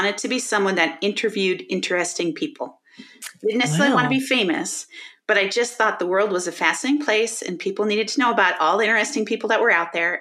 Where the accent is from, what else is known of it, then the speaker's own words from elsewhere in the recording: Chicago, Illinois, United States; moved away as an adult; also born or lived in Colorado / Denver area; now in Denver, United States; I grew up in the Chicago area.